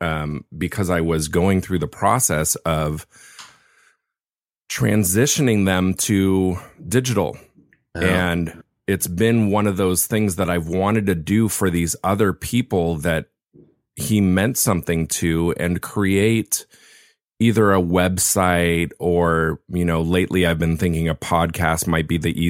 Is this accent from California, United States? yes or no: yes; Laguna Beach, California, United States; his church started back in the 70s in Laguna Beach, where I was, which is my hometown.